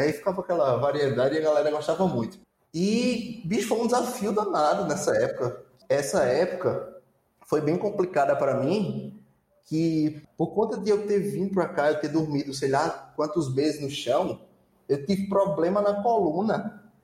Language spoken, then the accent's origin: Portuguese; Itaporanga, Northeast Region, Brazil; accent: Nordestino; moved away as an adult; eu vim de Itaporanga